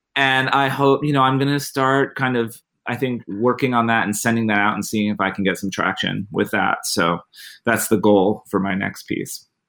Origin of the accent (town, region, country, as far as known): United States